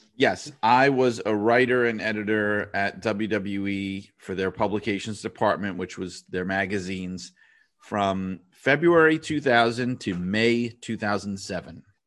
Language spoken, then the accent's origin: English; New York City, New York, United States; I am from New York City